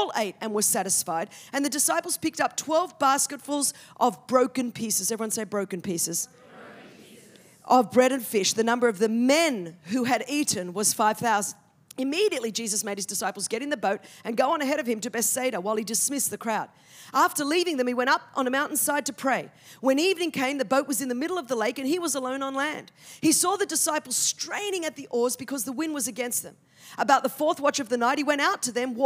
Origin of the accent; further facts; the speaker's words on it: Australia; I'm from Australia, where we speak the Queen's English.